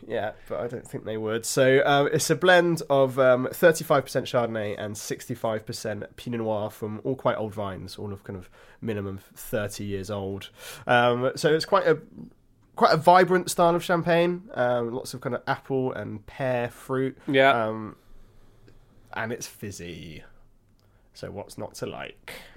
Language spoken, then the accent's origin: English; Hampshire, South East England, United Kingdom; I was born in Hampshire